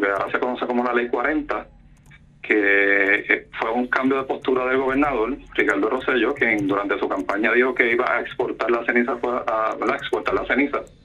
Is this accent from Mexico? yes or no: no; Salinas, Puerto Rico; yo soy del pueblo de Salinas, he vivido toda mi vida aquí en Salinas